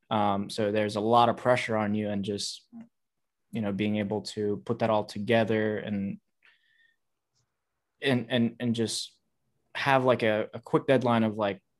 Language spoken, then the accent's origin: English; Uzbekistan; I'm originally from Uzbekistan